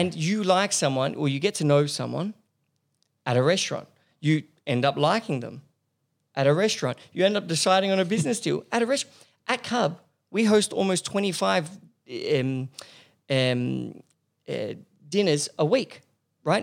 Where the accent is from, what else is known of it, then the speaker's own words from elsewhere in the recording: Paris, Île-de-France, France; moved away as an adult; now in Australia; I grew up in Paris. I, I did all my high schooling and, and uni in Paris.